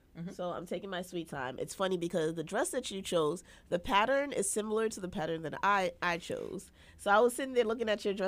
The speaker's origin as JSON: {"language": "English", "country": "Jamaica", "said": "I, as a Jamaican"}